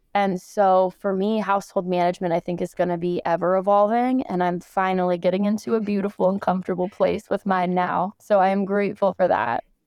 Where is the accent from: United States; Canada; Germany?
United States; Los Angeles, California; also born or lived in Michigan; I am born and raised in Los Angeles, California, here in the United States